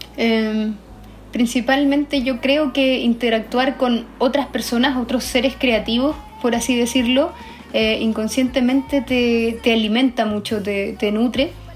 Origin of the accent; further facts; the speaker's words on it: Iquique, Tarapacá, Chile; moved away as an adult; now in Santiago, Chile; yo soy del norte, tengo como esta, crecí en la cultura andina